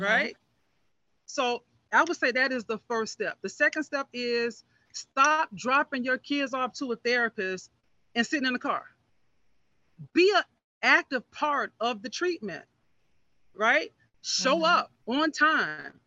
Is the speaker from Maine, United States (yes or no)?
no; Miami Gardens, Florida, United States; I grew up in Miami Gardens. I'm, I'm a product of this community